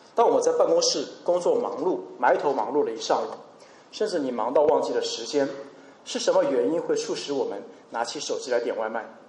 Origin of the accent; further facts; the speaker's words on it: China; 我们中国人也最擅长囤货